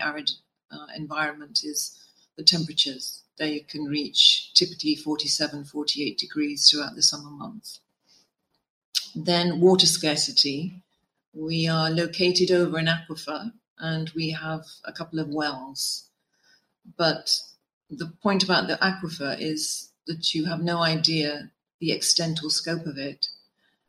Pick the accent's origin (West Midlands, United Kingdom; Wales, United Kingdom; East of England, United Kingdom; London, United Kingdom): West Midlands, United Kingdom; Worcestershire; moved away as an adult; now in Oman; I was born and raised in Worcestershire in the UK.